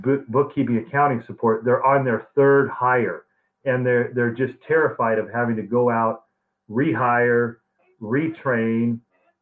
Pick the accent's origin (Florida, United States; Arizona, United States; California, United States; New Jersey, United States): Arizona, United States; I grew up in Arizona since I was 3 years old. I'd like to say I'm an Arizona native.